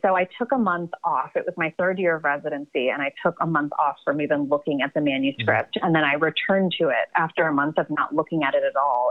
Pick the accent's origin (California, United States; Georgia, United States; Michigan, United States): Georgia, United States; Atlanta; moved away as an adult; also born or lived in Baroda, India / New Jersey; now in New York, United States; I was born in Baroda, India, and then we lived. My parents and I lived in New Jersey for a little bit, but most of my my childhood and upbringing was in Atlanta.